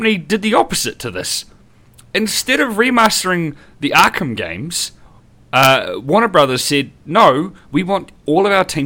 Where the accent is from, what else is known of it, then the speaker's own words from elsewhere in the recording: New Zealand; as a Kiwi